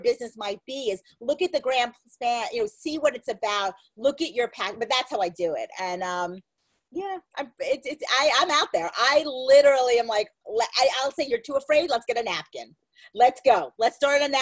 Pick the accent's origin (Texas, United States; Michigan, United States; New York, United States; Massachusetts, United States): New York, United States; Merrick; I'm from Merrick